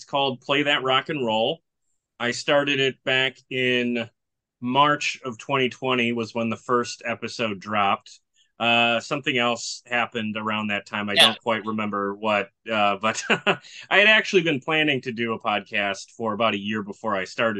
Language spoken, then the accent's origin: English; Milwaukee, Wisconsin, United States; So I'm from Milwaukee, Wisconsin, lived here my whole life.